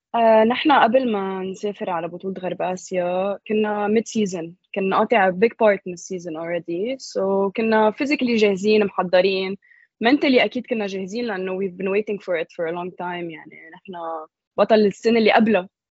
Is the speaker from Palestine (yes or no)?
no; Lebanon; نحن very patriotic كلبنانيه